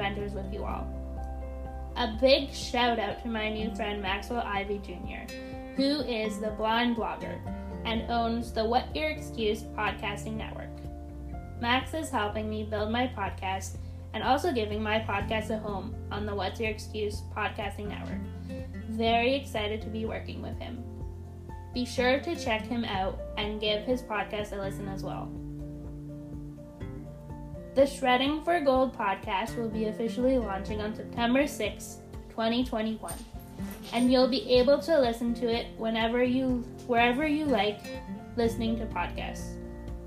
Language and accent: English; Ontario, Canada; moved away as an adult; now in British Columbia, Canada; I am a blind snowboarder who was born and raised in Ontario, Canada